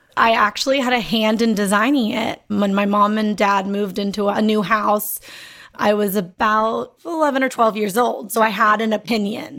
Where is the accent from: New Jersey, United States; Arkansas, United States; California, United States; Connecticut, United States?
California, United States; Los Angeles; growing up in Los Angeles